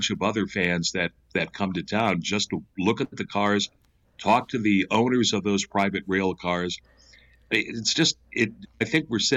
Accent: New York, United States; growing up in New York for a brief amount of time

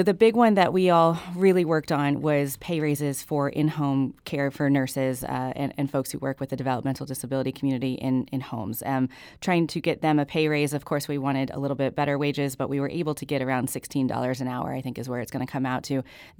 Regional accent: Missouri, United States; I grew up in Webster County, and we had a public library. It was very small, but it existed, and you could go to it. And that was a resource for kids like me who grew up in rural Missouri

